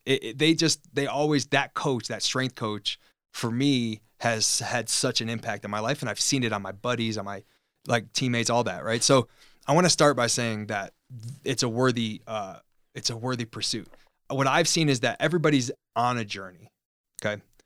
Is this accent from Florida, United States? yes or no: no; Chicago, Illinois, United States; moved away; also born or lived in California; We're both from Chicago, so we just became buddies being two Chicago, um, guys in, in California.